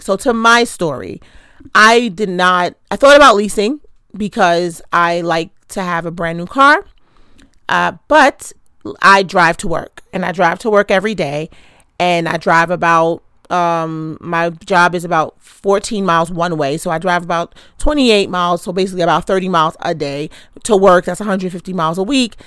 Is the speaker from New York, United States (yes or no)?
yes; New York City, New York, United States; I'm from Queens